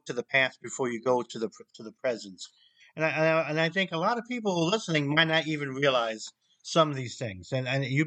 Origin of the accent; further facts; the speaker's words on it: United States; I am an American